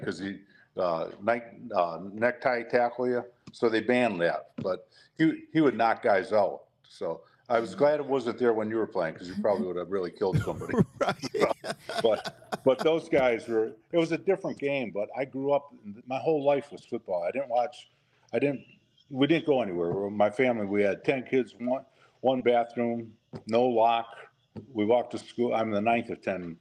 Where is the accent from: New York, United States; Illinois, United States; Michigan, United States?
Michigan, United States; Detroit; I grew up in Detroit, Hanford.